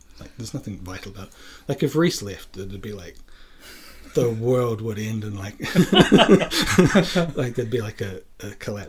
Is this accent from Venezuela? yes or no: no; Dunedin, Otago, New Zealand; Dunedin is my hometown, and it's like the south of New Zealand, and when I was a kid there, I thought it was like a big city, but it's not. It's like a 100,000 people town.